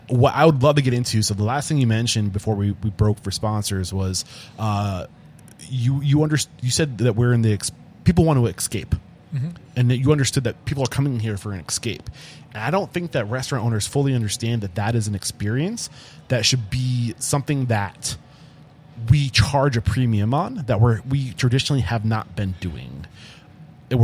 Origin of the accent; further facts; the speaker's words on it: New Hampshire, United States; I'm from East Bumfuck, New Hampshire.